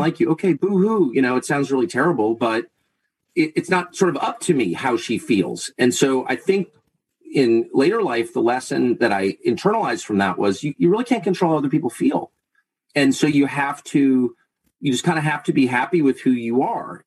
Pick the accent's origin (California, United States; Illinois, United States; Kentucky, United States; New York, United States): California, United States; Southern; moved away; also born or lived in Laurel Canyon, Los Angeles / La Jolla / Georgetown / Maine; I grew up in Southern California at a time when people were doing really weird stuff